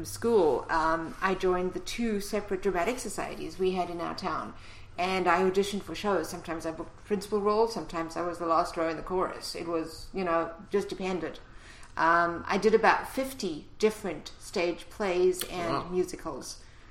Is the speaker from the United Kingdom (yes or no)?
no; East London, Eastern Cape, South Africa; South Africa. East London, South Africa.